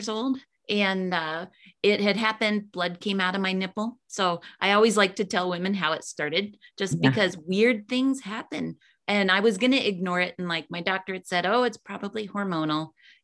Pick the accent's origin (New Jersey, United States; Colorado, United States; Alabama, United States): Colorado, United States; I'm from Colorado